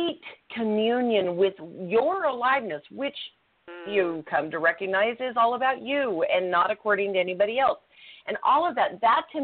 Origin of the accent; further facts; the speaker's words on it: Utah, United States; I was raised in Utah